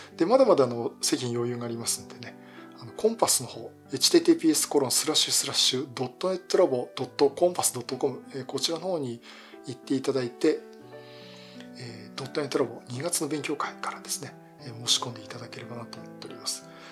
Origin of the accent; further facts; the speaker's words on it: Yokohama, Kanagawa, Japan; 地元横浜